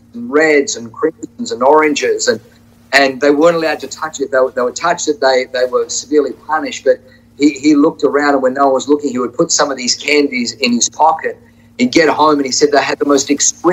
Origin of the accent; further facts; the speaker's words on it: Australia; also born or lived in Tuttlingen, Germany; we migrated from Germany to Australia when I was 3.